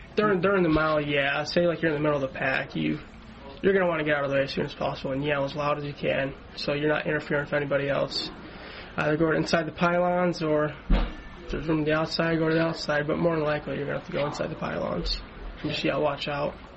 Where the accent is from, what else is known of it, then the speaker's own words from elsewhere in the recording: Chicago, Illinois, United States; now in Ohio, United States; I grew up in Chicago.